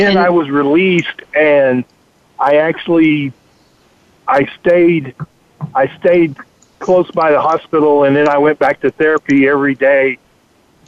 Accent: Texas, United States; I'm from Texas.

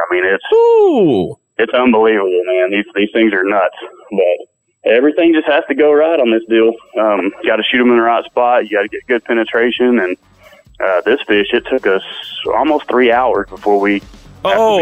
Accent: Texas, United States; I'm from Texas

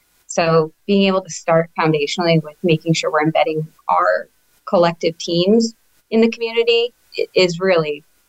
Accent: Cranston, Rhode Island, United States; I was born and raised in Cranston. My whole family lives in Cranston still.

